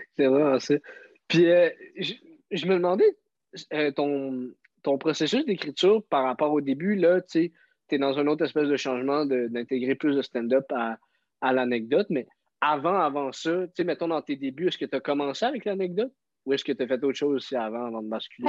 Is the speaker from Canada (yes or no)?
yes; Montreal, Quebec, Canada; je viens de Montréal